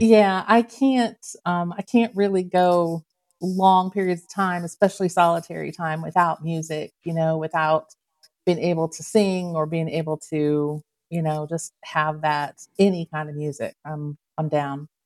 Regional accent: Canton, Ohio, United States; I was born and raised in Canton, Ohio

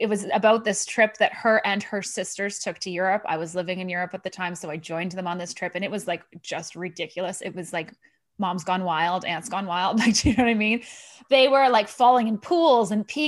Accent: Thunder Bay, Ontario, Canada; moved away; I'm from Thunder Bay

